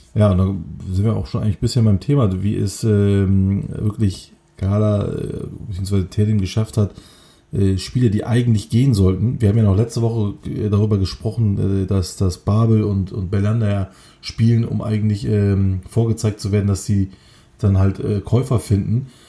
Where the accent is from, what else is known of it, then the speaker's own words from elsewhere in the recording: Kocaeli, Turkey; moved away; aus Kocaeli, meiner Heimatstadt